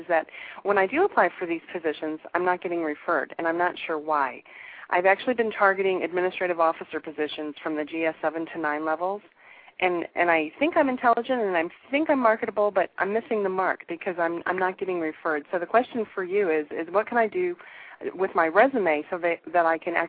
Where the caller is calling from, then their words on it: Virginia Beach, Virginia, United States; Virginia Beach.